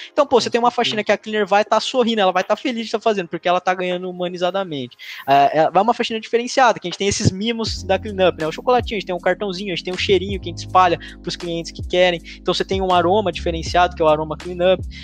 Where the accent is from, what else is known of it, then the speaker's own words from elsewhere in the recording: Lençóis Paulista, São Paulo, Brazil; moved away as an adult; also born or lived in Ilha Solteira; now in Bauru, Brazil; apesar de todo mundo achar que eu sou de Bauru, eu sou de Lençóis Paulista, que é outra cidade